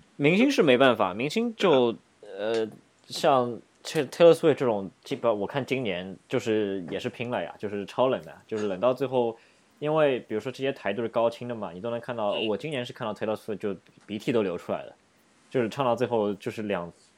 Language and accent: Chinese; Shanghai, China; now in New York, United States; 在上海，就是我们家乡